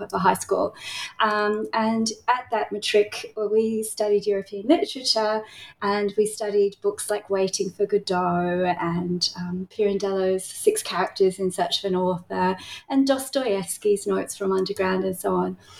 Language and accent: English; Tasmania, Australia; accent: Australian; now in Melbourne, Australia; I grew up in Tasmania